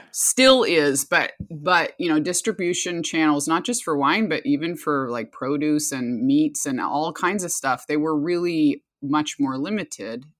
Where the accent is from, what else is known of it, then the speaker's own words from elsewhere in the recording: Anchorage, Alaska, United States; also born or lived in Bristol Bay, Alaska; now in Sonoma, United States; I was born and raised in Alaska in a multi-generational indigenous family